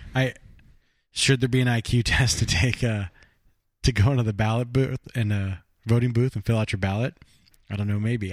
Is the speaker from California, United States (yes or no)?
yes; Burbank, California, United States; where I grew up down in Burbank